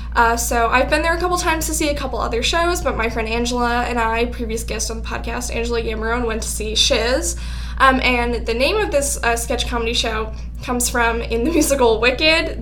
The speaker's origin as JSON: {"language": "English", "town": "Albany", "region": "New York", "country": "United States", "tie": "born or raised there", "said": "I grew up in the Albany area"}